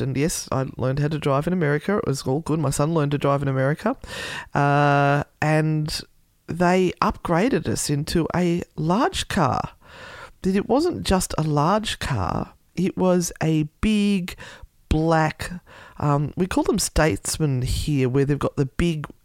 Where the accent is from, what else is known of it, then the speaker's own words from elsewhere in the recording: Australia; my being Australian